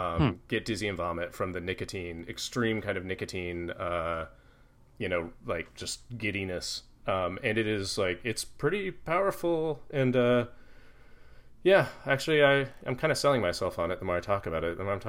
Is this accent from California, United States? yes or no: no; Mid Missouri, United States; I'm from Mid Missouri